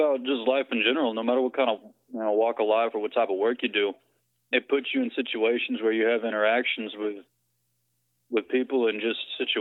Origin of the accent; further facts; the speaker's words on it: Dallas, Texas, United States; also born or lived in Conyers, Georgia; I was born in Conyers, Georgia, moved to Dallas when I was in elementary school. I've been here since then.